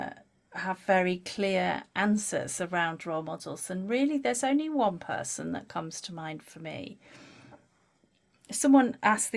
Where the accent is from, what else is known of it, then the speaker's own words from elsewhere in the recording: Lake District, North West England, United Kingdom; I grew up in the Lake District, rural tourist area